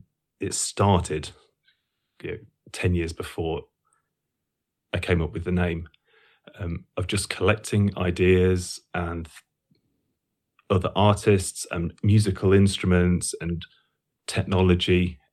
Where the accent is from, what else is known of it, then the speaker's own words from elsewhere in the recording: Sleaford, East Midlands, United Kingdom; So I grew up in Lincolnshire, a small town called Sleaford.